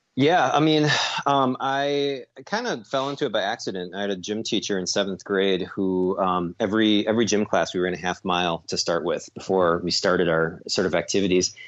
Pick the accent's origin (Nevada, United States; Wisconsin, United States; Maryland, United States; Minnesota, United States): Wisconsin, United States; Lakefront Marathon; Lakefront Marathon, which is my hometown race